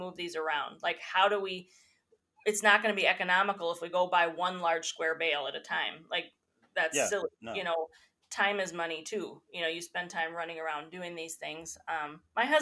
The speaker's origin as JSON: {"language": "English", "country": "United States", "tie": "born or raised there", "said": "I grew up in Tioga County"}